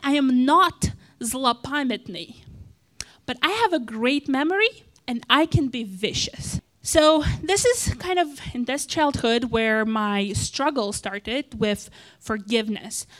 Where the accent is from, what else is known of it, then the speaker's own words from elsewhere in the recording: Moldova; English is a second language; moved away; I was born in, uh, and raised in a country called Moldova, that's in Eastern Europe